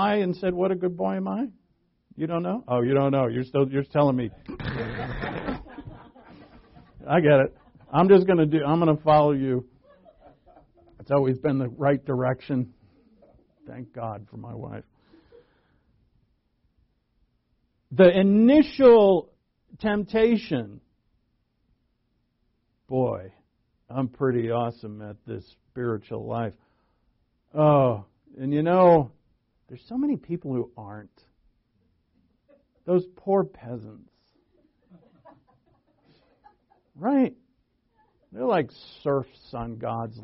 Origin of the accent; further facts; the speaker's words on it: Rhode Island, United States; I'm from New England. I'm born and raised in Rhode Island